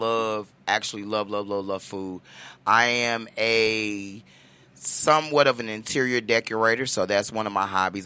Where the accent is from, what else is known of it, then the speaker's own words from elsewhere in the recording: Chicago, Illinois, United States; moved away; I'm originally from Chicago, Illinois